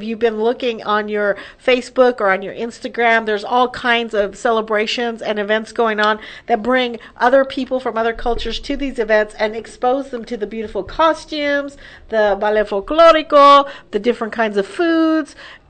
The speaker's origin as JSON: {"language": "English", "town": "El Paso", "region": "Texas", "country": "United States", "tie": "born or raised there", "said": "growing up in El Paso, which is predominantly Hispanic on the border of Juarez and Mexico, big, of course, influx, large Latino community there"}